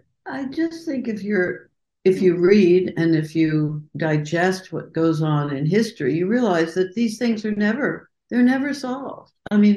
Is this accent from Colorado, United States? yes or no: yes; Colorado, United States; When I was growing up in Colorado